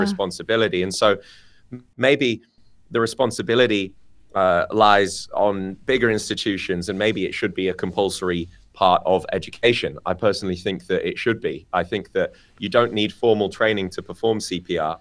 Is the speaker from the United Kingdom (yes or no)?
yes; United Kingdom; moved away; the U K, my home country